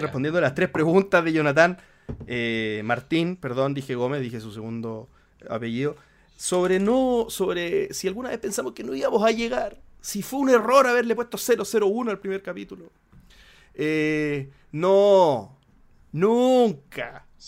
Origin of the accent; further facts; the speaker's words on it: Viña del Mar, Valparaíso, Chile; soy de Viña